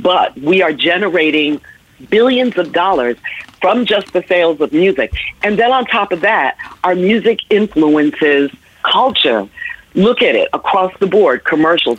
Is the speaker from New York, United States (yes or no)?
yes; New York City, New York, United States; also born or lived in Washington, District of Columbia, United States; New York, which is my hometown. I grew up in the Bronx and Harlem and Manhattan